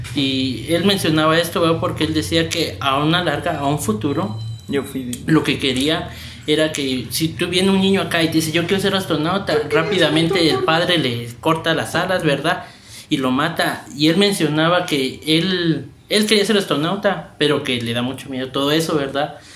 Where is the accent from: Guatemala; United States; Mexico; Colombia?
Guatemala; nosotros guatemaltecos